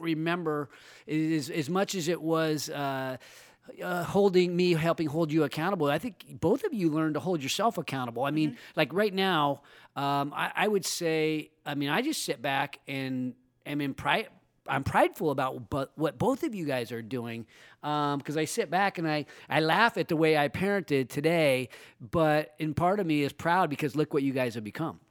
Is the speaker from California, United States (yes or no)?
yes; Roseville, California, United States; my hometown is Roseville